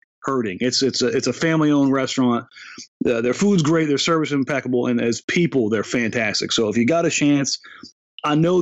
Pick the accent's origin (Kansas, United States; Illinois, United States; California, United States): California, United States; Southern; now in Portland, United States; I grew up in Southern California.